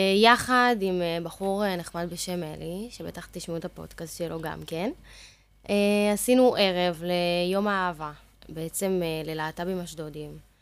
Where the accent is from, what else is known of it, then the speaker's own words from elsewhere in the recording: Ashdod, Southern District, Israel; אחר כך עברנו לאזור ט', שם גדלתי בעצם, שם אני גם גרה היום